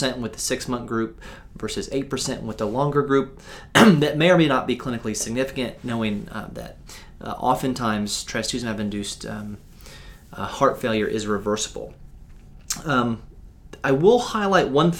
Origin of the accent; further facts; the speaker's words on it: United States; I'm an American